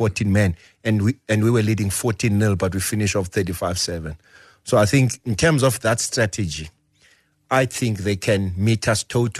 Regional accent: South Africa; So I think as a South African rugby fraternity, thanks to the support of many people

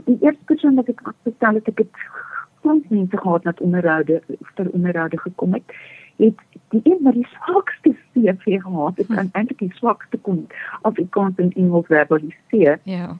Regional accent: South Africa; Ek het in Groot Amerika groot geword

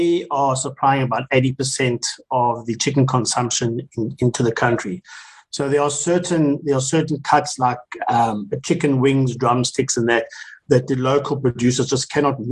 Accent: South Africa; as South Africans

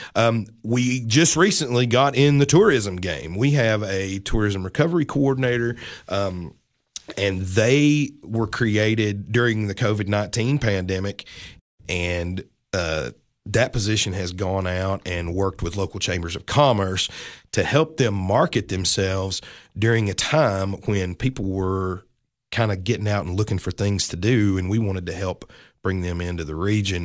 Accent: Livingston, Tennessee, United States; also born or lived in Nashville, Tennessee / Mount Juliet, Tennessee; I grew up about twenty miles north from here in beautiful Livingston, Tennessee, born, raised

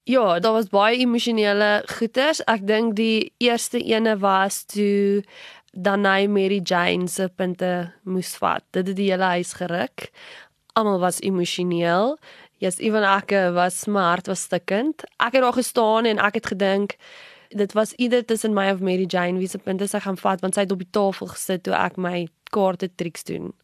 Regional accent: Pretoria, Gauteng, South Africa; van Pretoria, gebore hierso grootgeword ook in Pretoria.

